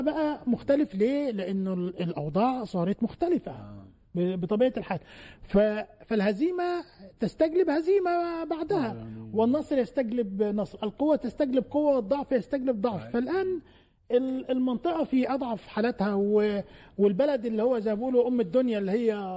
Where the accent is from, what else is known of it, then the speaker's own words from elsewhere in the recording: Egypt; عندنا في مصر